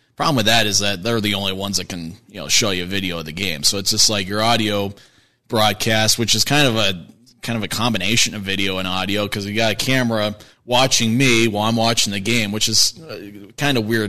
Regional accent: Kearns, Utah, United States; also born or lived in Pocatello, Idaho; I'm from the Kearns area

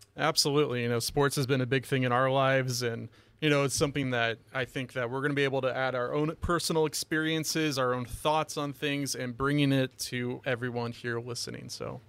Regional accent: Los Angeles, California, United States; moved away as an adult; also born or lived in Oregon; now in Hawaii, United States; I'm originally from Los Angeles, uh, and I, you know, played high school football, of course, over there

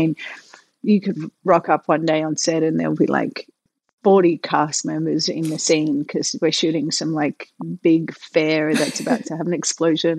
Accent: Melbourne, Victoria, Australia; moved away as an adult; I came from Melbourne where my world was so safe

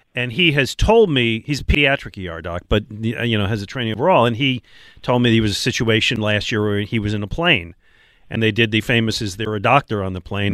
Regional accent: Buffalo, New York, United States; moved away as an adult; now in Philadelphia, United States; I grew up in Buffalo

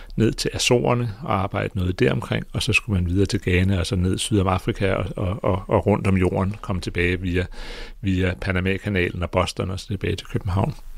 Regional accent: Greenland; jeg kommer fra Grønland

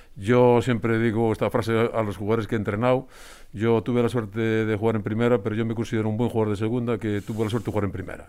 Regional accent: Spain; soy de Covadonga, de Barrio Covadonga

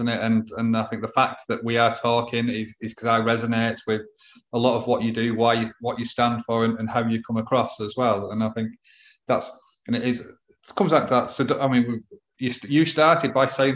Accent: England, United Kingdom; I'm English

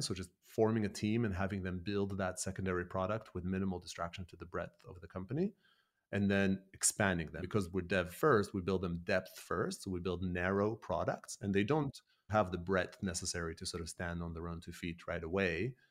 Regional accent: Israel; moved away as an adult; also born or lived in Canada; now in United Kingdom; born and raised in Israel, in an Argentinian household, and then lived a decade in Canada, and then moved to the U K, where I live now

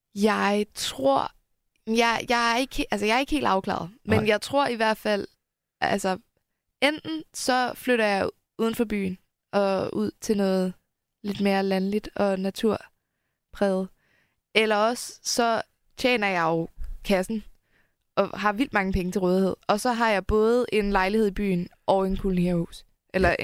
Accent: Helsingør, Capital Region of Denmark, Denmark; Helsingør, hvor jeg er opvokset

